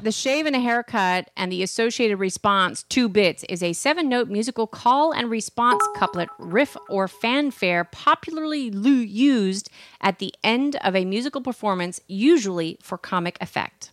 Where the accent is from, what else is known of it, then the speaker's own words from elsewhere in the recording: Boston, Massachusetts, United States; accent: Boston; my Boston accent